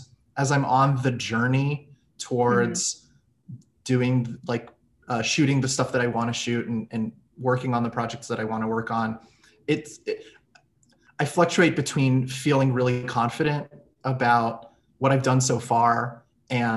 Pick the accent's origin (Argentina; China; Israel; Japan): Israel; moved away as an adult; also born or lived in United States / New York City; I grew up in the States when I was a smaller kid, but in middle school and high school I was in Israel